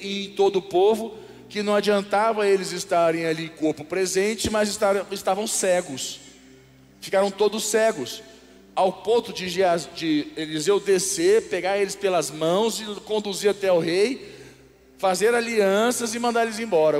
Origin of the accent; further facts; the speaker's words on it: Brazil; eu sou brasileiro, até a morte